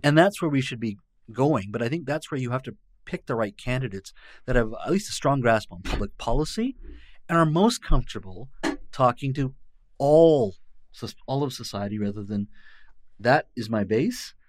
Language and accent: English; British Columbia, Canada; also born or lived in India; I was born in India, but raised here